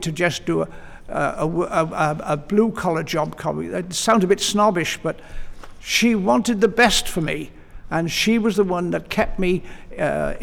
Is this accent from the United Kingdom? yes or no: yes; Cardiff, Wales, United Kingdom; first language English; Welsh was never a common language in this part of Wales. And so I never learnt Welsh. I'm monoglot English